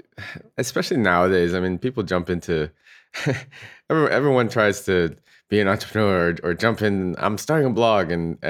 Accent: Walnut Creek, California, United States; And I was originally from the Bay Area as well.

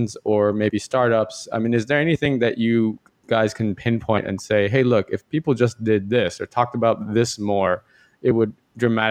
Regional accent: United States; moved away as an adult; now in Hong Kong; I'm Asian, but I'm from the West. I'm from America, and so I've lived here since 2005

